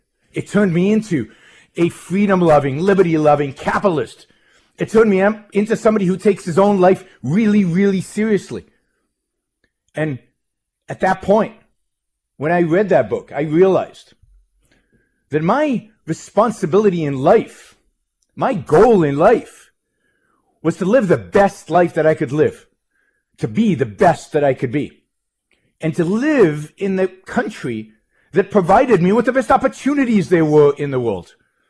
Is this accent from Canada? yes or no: no; Israel; moved away as an adult; now in United States; I was born in Israel, raised in Israel, lived most of my early life in Israel, served in the Israeli army in military intelligence.